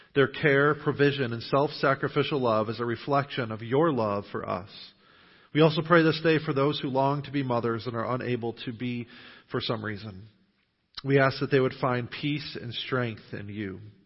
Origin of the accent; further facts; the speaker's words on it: Western New York, United States; moved away as an adult; now in New Knoxville, United States; I grew up in Western New York